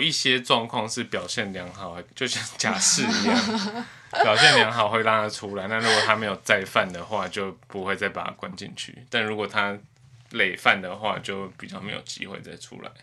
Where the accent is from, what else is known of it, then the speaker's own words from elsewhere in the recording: Taipei, Taiwan; 因为我从小在台北市长大